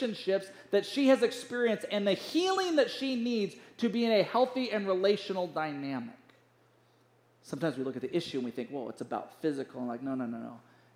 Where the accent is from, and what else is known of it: United States